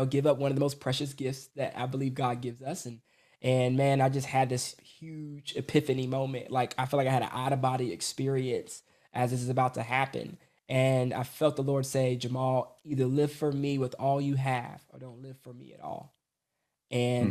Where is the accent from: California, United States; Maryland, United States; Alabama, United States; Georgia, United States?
Georgia, United States; Atlanta; I was born in Atlanta, Georgia, to a, what I call it, basically semi-Christian, you know, parents